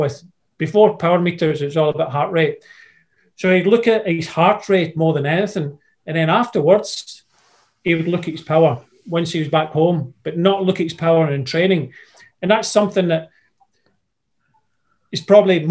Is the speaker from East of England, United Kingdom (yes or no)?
no; Scotland, United Kingdom; I'm Scottish